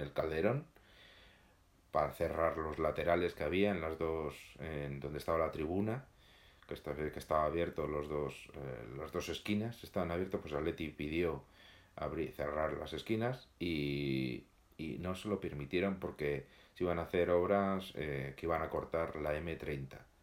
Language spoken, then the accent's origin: Spanish; Madrid, Community of Madrid, Spain; Vivimos en la ciudad, los que somos de Madrid